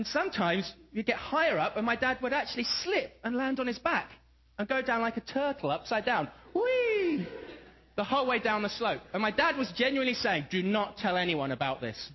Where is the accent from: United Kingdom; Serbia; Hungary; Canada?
United Kingdom; England; moved away; I come from England, and it's wet, it's not too cold, but we never get snow.